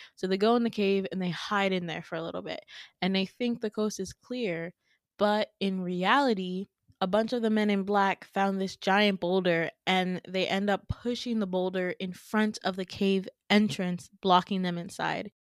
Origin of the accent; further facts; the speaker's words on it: Midwest, United States; I'm from the Midwest